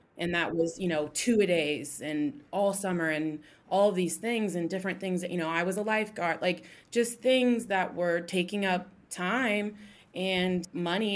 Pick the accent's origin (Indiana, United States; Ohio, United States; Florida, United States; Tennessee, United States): Ohio, United States; Columbus; I'm from Columbus, Ohio. You know, I lived here pretty much my whole life